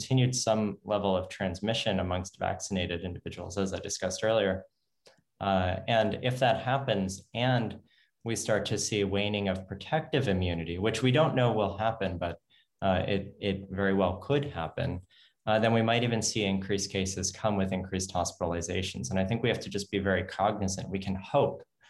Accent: United States; I'm American. I live in the United States

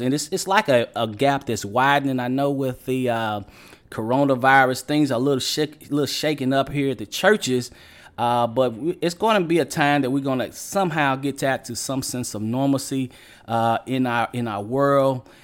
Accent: Western Kentucky, United States; my hometown down in Western Kentucky

